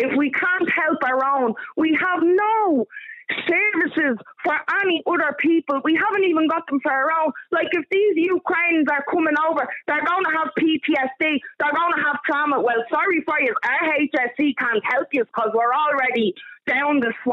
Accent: Dublin, Leinster, Ireland; moved away as an adult; now in Longford, Ireland; I'm from Blanchardstown, yeah? But I live in Longford the past eight years, right? Not that you know by my accent, right?

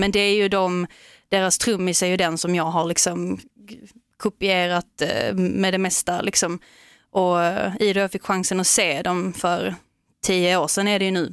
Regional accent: Veberöd, Skåne, Sweden; när man växte upp att man inte riktigt passar in i normerna liksom som de hade i Veberöd där vi kommer ifrån från mm. början

